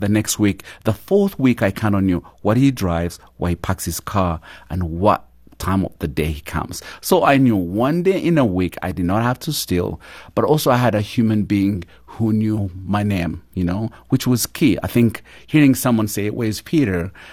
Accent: Uganda; moved away; I grew up in a small little village at the border of Uganda and Rwanda and grew up poor of the poorest

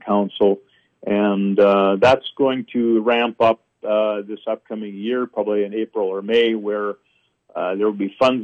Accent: Canada

